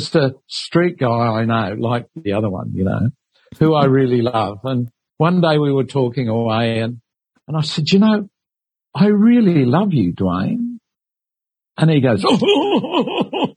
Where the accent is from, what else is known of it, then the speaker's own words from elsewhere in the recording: Sydney, New South Wales, Australia; also born or lived in England; I grew up really in St. Mary's in Western Sydney, really. My parents, I came over from England when I was three